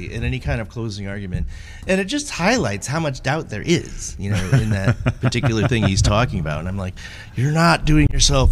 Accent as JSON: {"language": "English", "country": "United States", "said": "I'm an American."}